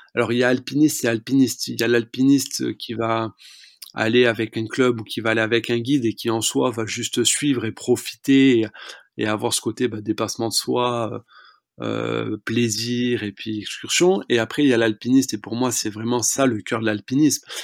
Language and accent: French; France; J'ai grandi dans les Pyrénées